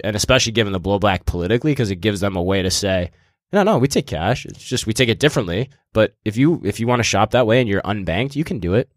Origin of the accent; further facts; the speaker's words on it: East Coast, United States; I'm a intern from the East Coast